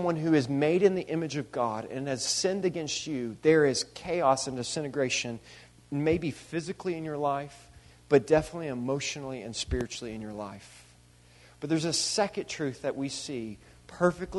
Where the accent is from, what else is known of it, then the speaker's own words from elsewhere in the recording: United States; a European individualistic culture that I grew up in here in America